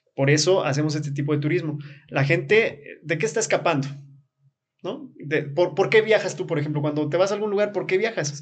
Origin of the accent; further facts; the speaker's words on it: Comitán, Chiapas, Mexico; now in Tzimol, Mexico; yo nací aquí en Comitán, me encanta Tzimol, por eso me fui a vivir allá.